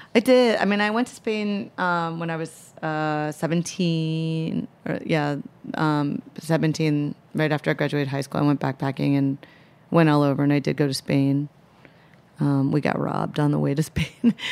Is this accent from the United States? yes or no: yes; Minneapolis, Minnesota, United States; moved away as an adult; also born or lived in Chicago; now in New York, United States; I grew up in Minneapolis